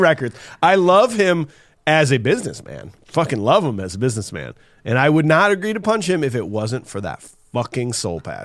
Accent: Iowa, United States; we're from Iowa

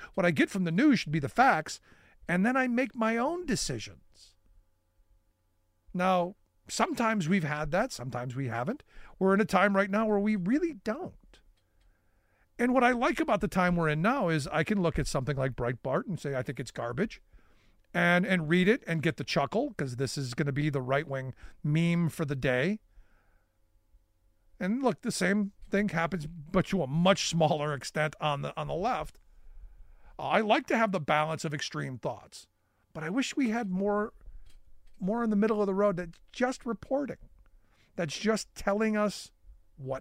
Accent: Cleveland, Ohio, United States; also born or lived in near Harrisburg, Pennsylvania; now in Pennsylvania, United States; when I grew up in Cleveland, you know, we used to ride the RTA

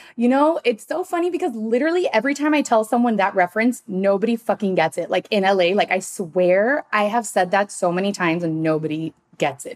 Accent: Miami, Florida, United States; now in Los Angeles, United States; I'm also from Miami

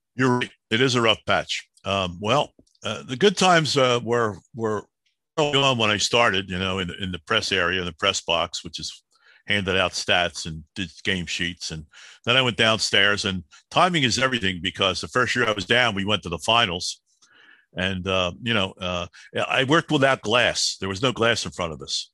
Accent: Philadelphia, Pennsylvania, United States; I'm the kid from Southwest Philly that plays street hockey

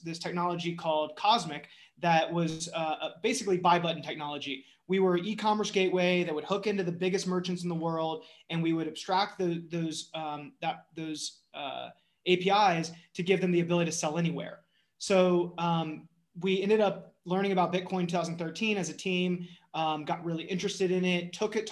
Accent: North Carolina, United States; I was born and raised in North Carolina

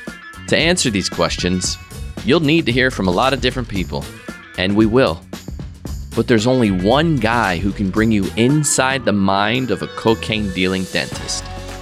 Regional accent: Philadelphia, Pennsylvania, United States; I grew up in Philly

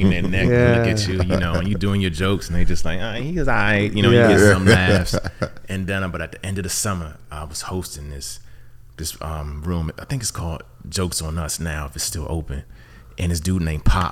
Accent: Maryland, United States; moved away as an adult; also born or lived in Bahamas / Chicago / South Bend, Indiana; now in Los Angeles, United States; I moved to LA from Chicago, but I was born in the Bahamas, raised in Maryland

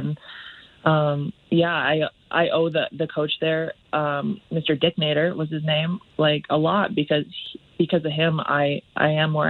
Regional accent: Olds, Alberta, Canada; now in Calgary, Canada; Yeah, I was born and raised in Olds, Alberta.

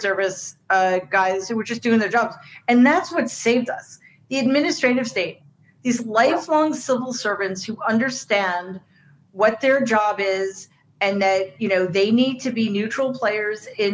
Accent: New York City, New York, United States; I grew up in Queens

